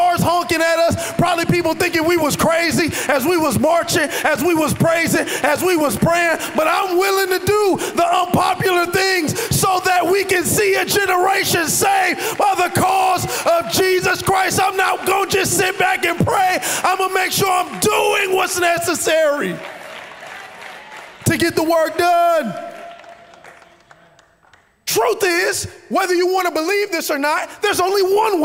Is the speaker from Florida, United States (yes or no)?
yes; Miami Gardens, Florida, United States; I'm a dude from Carroll City